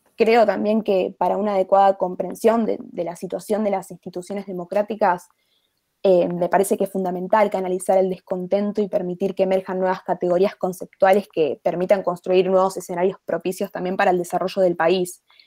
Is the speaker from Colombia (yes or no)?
no; Argentina; en mi país, eh, en Argentina